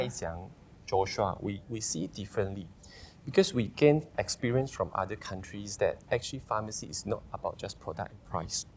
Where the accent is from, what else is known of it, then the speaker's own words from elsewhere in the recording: Sarikei, Sarawak, Malaysia; also born or lived in Australia; I'm originally from Sarikei, uh, born and raised in Sarikei.